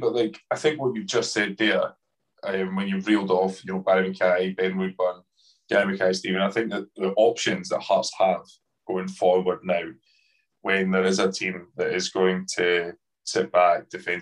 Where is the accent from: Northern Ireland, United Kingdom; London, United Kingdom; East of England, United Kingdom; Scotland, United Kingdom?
Scotland, United Kingdom; Edinburgh; growing up in Edinburgh